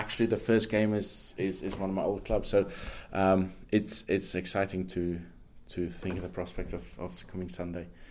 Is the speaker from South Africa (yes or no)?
yes; South Africa; now in England; I was born in South Africa. 17 years I've been in England.